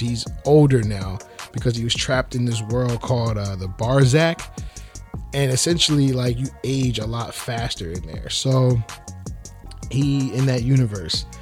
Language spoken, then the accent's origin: English; New Jersey, United States; I'm from South Jersey